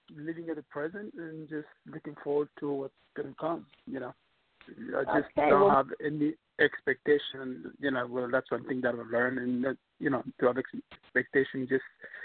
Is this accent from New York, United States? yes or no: yes; New York City, New York, United States; from New York City.